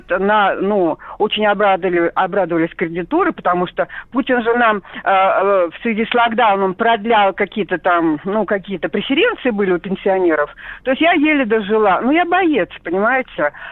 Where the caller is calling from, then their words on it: Kazan, Tatarstan, Russia; Добрый день, да … я из Казани.